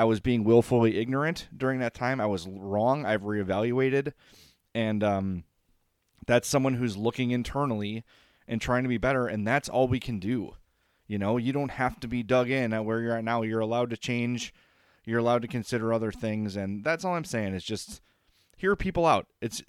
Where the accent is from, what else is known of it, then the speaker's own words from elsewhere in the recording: Oak Lawn, Illinois, United States; I grew up in Oak Lawn. I did not go to school with a black person until high school.